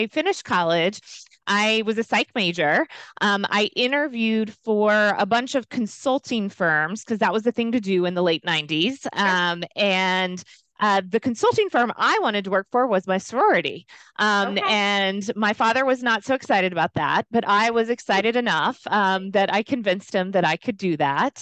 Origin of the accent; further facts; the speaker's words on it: Louisiana, United States; moved away as an adult; also born or lived in Virginia; I grew up in the South. So kind of typical from that perspective in terms of what I was involved in, what I wasn't involved in, but I decided to make a big leap and go to school in Virginia, which when you grow up in Louisiana, that seems far away